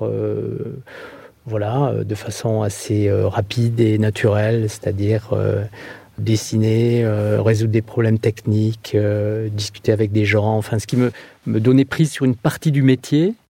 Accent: southern Landes, Nouvelle-Aquitaine, France; moved away; also born or lived in Bordeaux / Mayotte; je suis originaire des Landes, euh, du sud des Landes

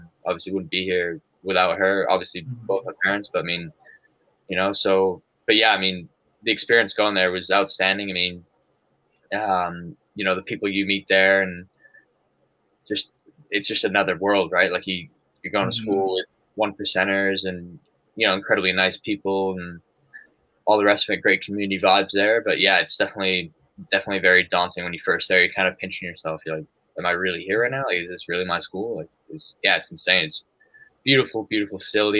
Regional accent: Calgary, Alberta, Canada; also born or lived in England; moved to Canada when I was 4. So, yeah, basically raised as Canadian, but British parents.

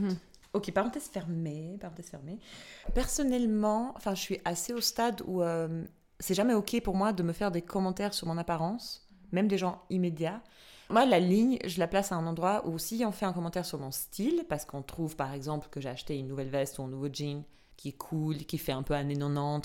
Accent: Albania; now in Switzerland; je suis albanaise, j'ai grandi en Albanie, je suis arrivée en Suisse

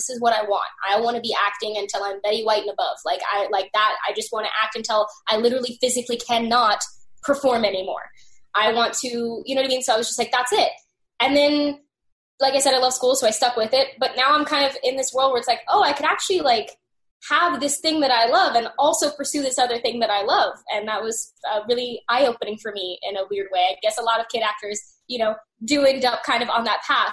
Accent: Arkansas, United States; I'm from Arkansas

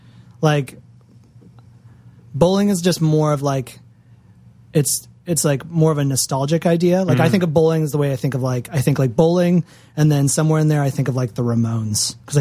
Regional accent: Massachusetts, United States; moved away; also born or lived in Florida; Growing up in Massachusetts

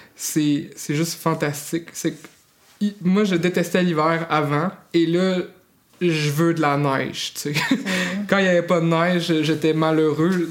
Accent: Saint-Augustin-de-Desmaures, Quebec, Canada; also born or lived in Magdalen Islands; now in Mont-Louis, Canada; je suis né à Québec, à Saint-Augustin-de-Desmaures

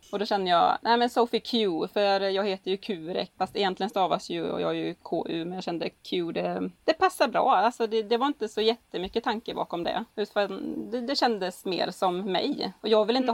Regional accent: Gällinge, Halland County, Sweden; från Gällinge, trebarnsmorsan

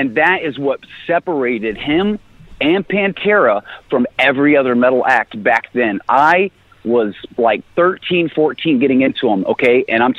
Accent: Austin, Texas, United States; Austin, Texas.

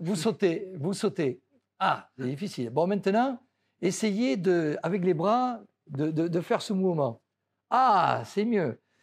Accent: France; je suis français

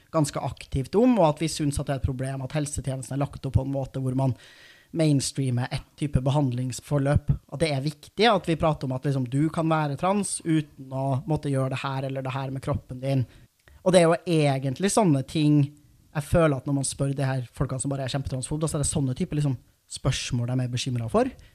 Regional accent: Trondheim, Trøndelag, Norway; lokalavisa der jeg er fra, i Trondheim

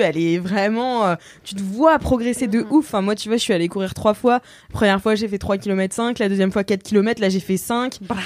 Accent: Nantes, Pays de la Loire, France; now in Paris, France; je suis nantaise

